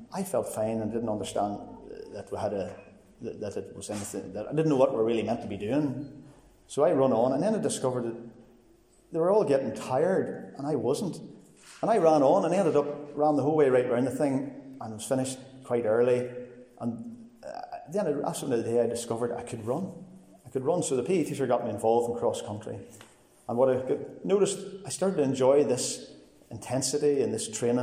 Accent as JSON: {"language": "English", "town": "Cookstown", "region": "Northern Ireland", "country": "United Kingdom", "tie": "born or raised there", "said": "I grew up in Cookstown"}